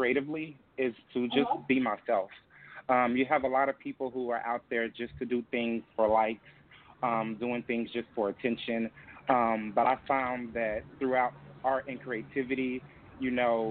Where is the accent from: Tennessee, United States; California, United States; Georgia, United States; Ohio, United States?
Tennessee, United States; moved away; back in my hometown and in Tennessee